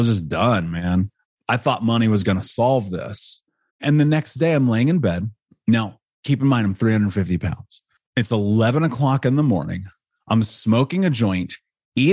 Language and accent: English; Indianapolis, Indiana, United States; I grew up in Indianapolis in America.